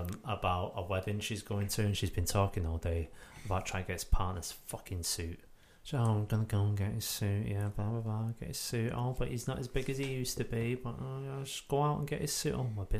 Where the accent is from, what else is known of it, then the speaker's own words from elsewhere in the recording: Scotland, United Kingdom; born there; I was born in Scotland. My parents are Scottish. My grandparents, I've got two Irish grandparents, too, I think it is.